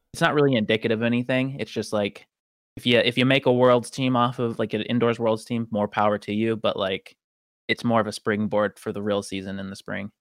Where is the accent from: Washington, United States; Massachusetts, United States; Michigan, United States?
Washington, United States; Tacoma; also born or lived in Detroit; if they end up in Tacoma, which is where I ended up as a kid